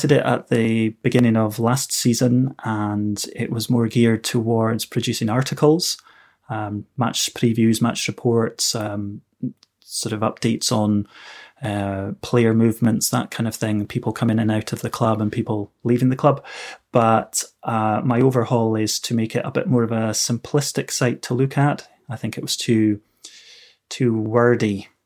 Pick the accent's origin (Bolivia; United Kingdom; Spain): United Kingdom; Inverness, Scotland; I'm from Inverness in Scotland